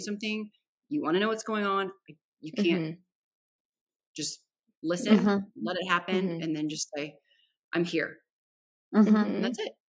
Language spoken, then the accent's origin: English; San Antonio, Texas, United States; I'm from San Antonio